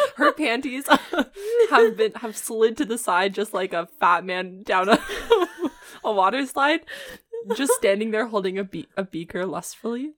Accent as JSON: {"language": "English", "country": "Canada", "said": "being Canadian"}